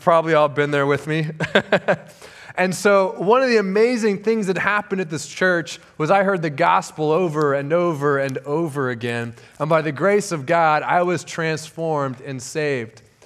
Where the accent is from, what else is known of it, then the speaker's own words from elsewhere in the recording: Southern California, United States; moved away as an adult; I was born and raised in Southern California, spent most of my life there